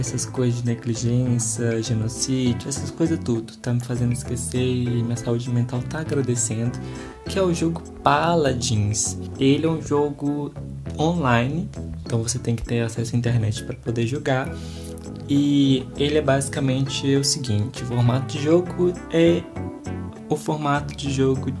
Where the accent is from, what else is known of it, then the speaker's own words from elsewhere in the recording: Brazil; a gente que é brasileiro